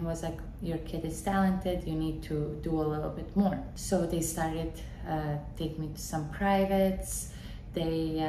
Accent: Bosnia & Herzegovina; also born or lived in Waco, Texas, United States; now in Wellington, United States; I'm originally from Bosnia and Herzegovina.

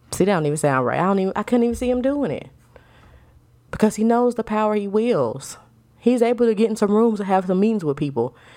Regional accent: United States; We are all American citizens.

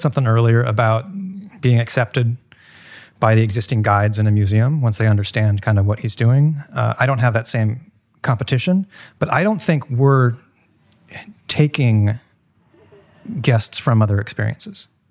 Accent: Seattle, Washington, United States; now in New York, United States; I'm from Seattle and I drove across the country on my move to New York

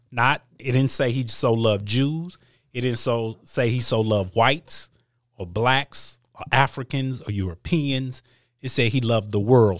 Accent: Michigan, United States; also born or lived in East Coast; I was born in, on the East Coast, but I've lived in Michigan my whole life. My values come from Midwestern values

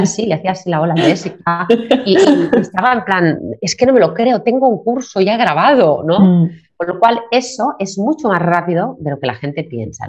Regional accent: Barcelona, Catalonia, Spain; also born or lived in New York; now in Reggio Emilia, Italy; vivo pues en, Reggio Emilia, aunque soy de Barcelona, vivo en Reggio Emilia, Italia

